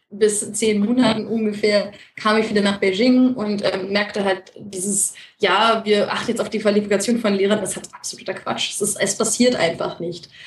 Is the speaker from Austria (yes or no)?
no; Netherlands; ich als Holländer, ich kenne Holländer und Türken